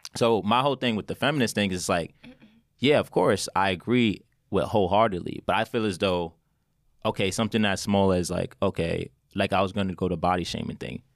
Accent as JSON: {"language": "English", "area": "Westchester", "region": "New York", "country": "United States", "tie": "born or raised there", "said": "I grew up in Westchester"}